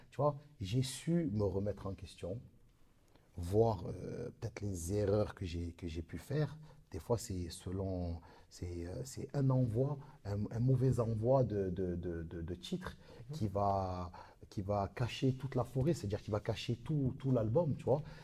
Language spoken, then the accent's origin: French; Marseille, Provence-Alpes-Côte d'Azur, France; comme on dit chez nous à Marseille